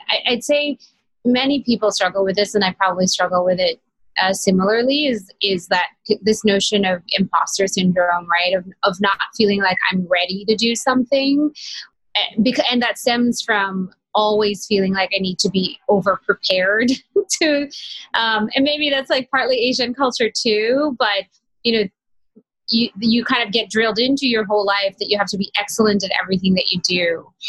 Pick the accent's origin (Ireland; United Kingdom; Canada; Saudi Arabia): Saudi Arabia; And very early on in my life, growing up in Saudi Arabia, as you can imagine, I realized how much less women had in both personal and professional lives.